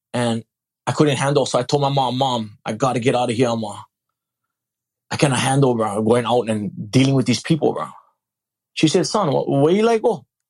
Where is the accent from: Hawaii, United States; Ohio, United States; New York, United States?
Hawaii, United States; moved away as an adult; also born or lived in Alaska; I grew up in Hawaii.